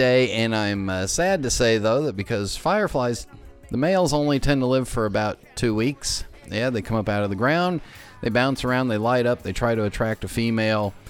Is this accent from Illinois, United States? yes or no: no; Los Angeles, California, United States; now in East Coast, United States; growing up in Los Angeles, we don't have fireflies